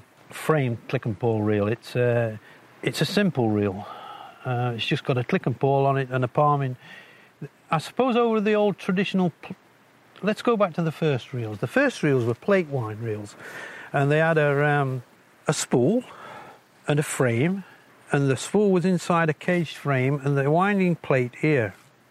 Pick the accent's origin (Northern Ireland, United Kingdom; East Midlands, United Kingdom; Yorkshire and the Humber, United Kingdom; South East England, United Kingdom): East Midlands, United Kingdom; born there; I was born in the High Peaks in Derbyshire.